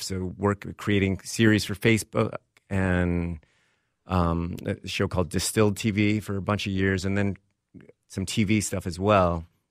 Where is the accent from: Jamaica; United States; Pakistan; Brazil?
United States; Texas; moved away as an adult; also born or lived in Vermont / Hollywood; I grew up in Texas, school on the East Coast, uh, in Vermont